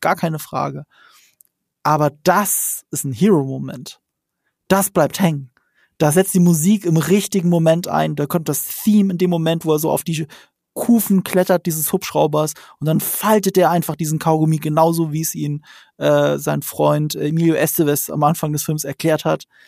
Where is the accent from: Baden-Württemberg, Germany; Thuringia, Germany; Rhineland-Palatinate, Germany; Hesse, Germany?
Rhineland-Palatinate, Germany; the Ramstein area; Ich komme aus der Gegend